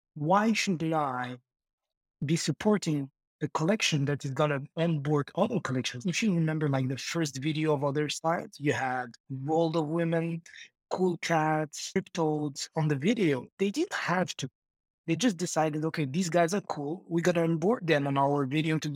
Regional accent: Marrakesh, Marrakesh-Safi, Morocco; I'm from Morocco, Marrakech. It's like North Africa.

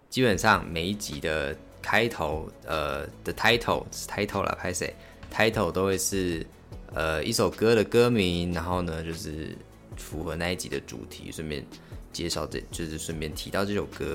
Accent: Liuqiu, Pingtung County, Taiwan; moved away; 我小时候都是住在小琉球的

